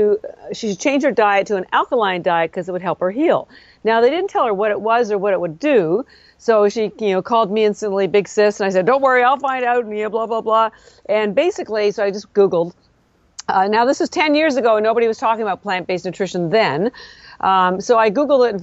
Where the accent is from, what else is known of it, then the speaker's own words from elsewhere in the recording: Canada; moved away as an adult; now in Boston, United States; I'm actually Canadian